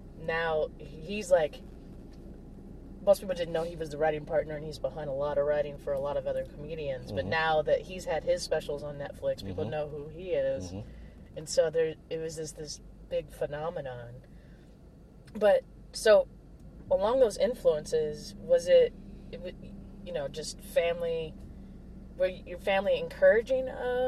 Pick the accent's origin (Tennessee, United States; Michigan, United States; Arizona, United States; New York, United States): Arizona, United States; Prescott; moved away; I'm from Prescott, and Prescott, I'm half black, so my dad's family being like one of the only predominantly black families. Yeah, I feel like that's probably why I live in a big city now